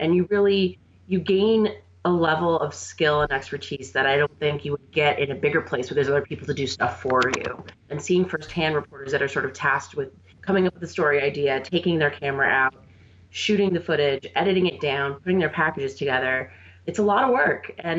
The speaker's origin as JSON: {"language": "English", "town": "Buffalo", "region": "New York", "country": "United States", "tie": "born or raised there", "said": "any mention of Buffalo is going to get applause from me. I am completely totally biased when it comes to my hometown."}